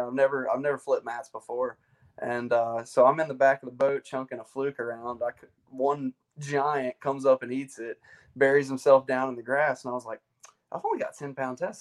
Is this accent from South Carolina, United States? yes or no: yes; Chapin, South Carolina, United States; I am from the central region of South Carolina, little town called Chapin uh, is where I grew up